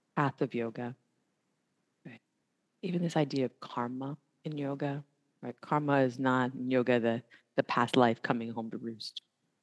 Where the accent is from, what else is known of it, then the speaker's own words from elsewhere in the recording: the South, United States; I am from the South